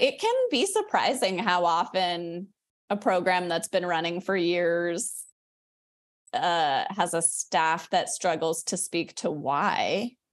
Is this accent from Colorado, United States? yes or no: yes; Denver, Colorado, United States; moved away; I grew up in Denver